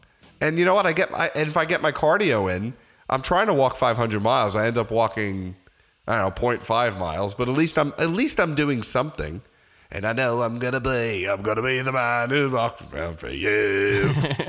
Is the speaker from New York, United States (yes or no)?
yes; New York City, New York, United States; Yeah, I'm from Brooklyn, okay?